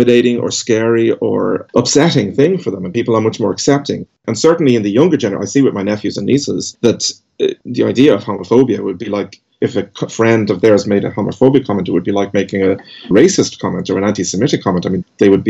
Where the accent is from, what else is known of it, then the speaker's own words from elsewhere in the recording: Dublin, Leinster, Ireland; I grew up in Dublin